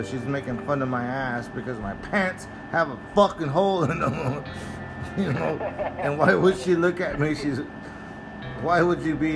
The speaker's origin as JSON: {"language": "English", "town": "Tulia", "region": "Texas", "country": "United States", "tie": "born or raised there", "also_born_or_lived": "Canyon, Texas", "said": "I was born in Tulia, Texas"}